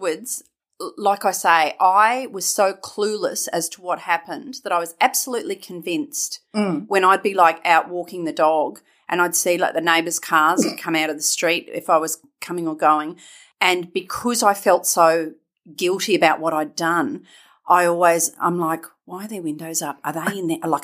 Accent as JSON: {"language": "English", "country": "Australia", "said": "in Australia, our rugby league players are notoriously poorly behaved"}